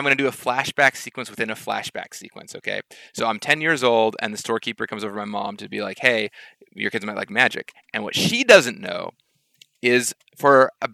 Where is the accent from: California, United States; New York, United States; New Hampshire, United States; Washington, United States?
Washington, United States; Seattle; I grew up in Seattle half the year